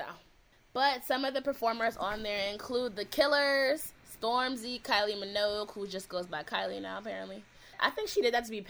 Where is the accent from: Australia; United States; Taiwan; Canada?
United States; Cleveland, Ohio; now in Los Angeles, United States; I'm out here in LA, and I mentioned that I'm from Cleveland.